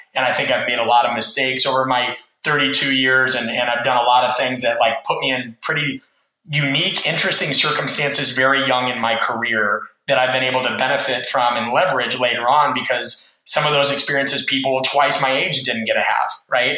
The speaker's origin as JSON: {"language": "English", "region": "Nebraska", "country": "United States", "said": "I'm from Nebraska, which is in the Midwest of the United States"}